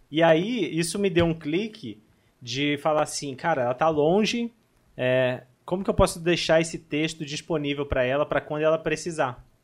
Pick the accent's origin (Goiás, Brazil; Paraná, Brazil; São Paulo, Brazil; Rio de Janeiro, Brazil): Rio de Janeiro, Brazil; Barra Mansa; now in Volta Redonda, Brazil; nasci em Barra Mansa, atualmente estou morando em Volta Redonda